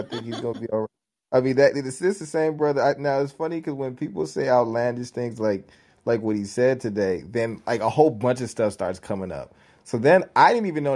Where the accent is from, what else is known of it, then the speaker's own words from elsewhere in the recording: Nigeria; I'm Nigerian